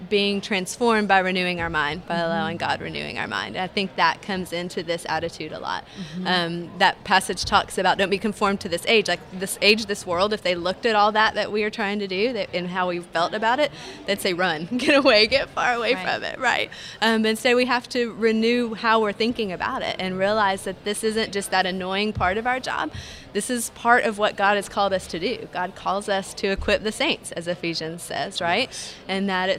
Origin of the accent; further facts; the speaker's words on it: Chattanooga, Tennessee, United States; I grew up in Chattanooga.